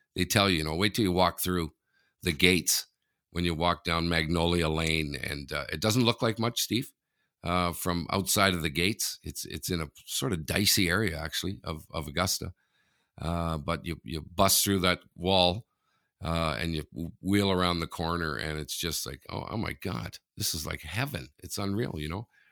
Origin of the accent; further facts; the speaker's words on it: Canada; I'm Canadian